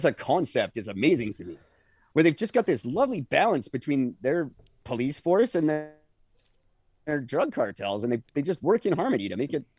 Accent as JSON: {"language": "English", "country": "Canada", "tie": "born or raised there"}